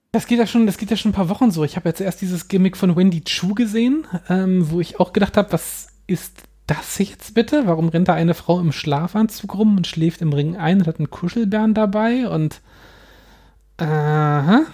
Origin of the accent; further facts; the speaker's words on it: Hanover, Lower Saxony, Germany; meiner Heimatstadt Hannover